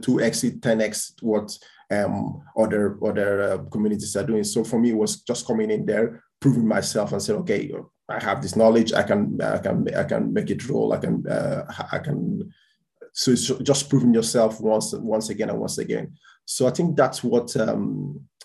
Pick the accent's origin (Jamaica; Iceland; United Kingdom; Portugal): Portugal; moved away as an adult; also born or lived in Dublin, Ireland; now in Spain; I was born in Spain, grew up in Portugal in terms of from 6 years old till I was 19. And then that's when I went to Ireland to start doing my undergraduation